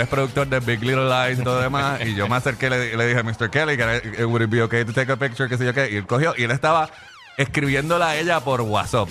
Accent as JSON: {"language": "Spanish", "country": "Puerto Rico", "said": "yo soy de Puerto Rico"}